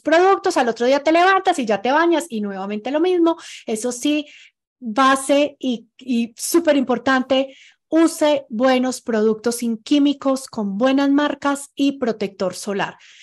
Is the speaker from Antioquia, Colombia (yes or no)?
no; Pereira, Risaralda, Colombia; now in Ecuador; yo soy de Pereira